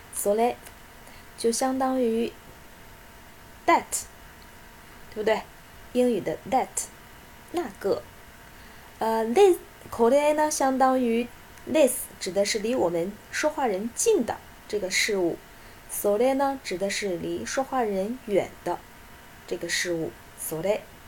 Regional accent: China; 我们中国人

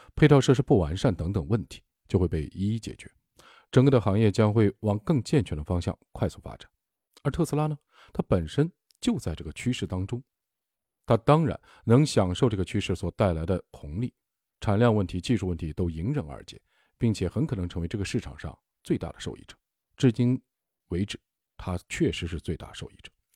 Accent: Shaanxi, China; accent: Shaanxi dialect; 我们陕西话“念驴踢死人”

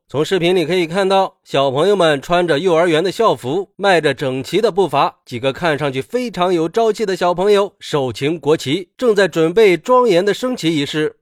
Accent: China; 我们中国人

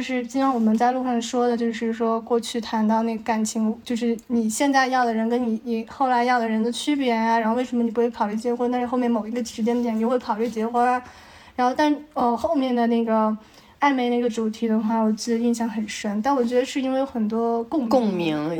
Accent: Shanghai, China; moved away as an adult; also born or lived in northern China / United States / Taiwan / Beijing; 我是生在北方的，比较小的时候就，呃，去上海开始生活

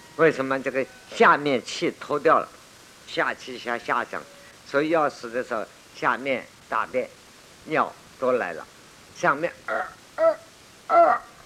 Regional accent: China; 我们中国人

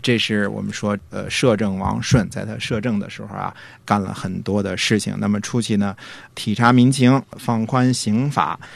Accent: northern China, China; moved away; 我小的时候，至少在北方的时候

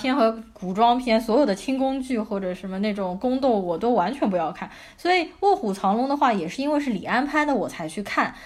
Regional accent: China

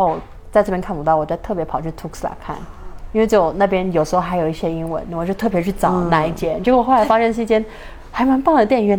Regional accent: Taiwan; accent: Taiwanese accent; moved away as an adult; now in San Cristóbal de las Casas, Mexico; 我就快回台湾了，

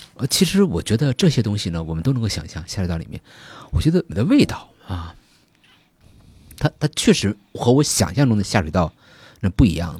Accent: Tianjin, China; 我是天津人

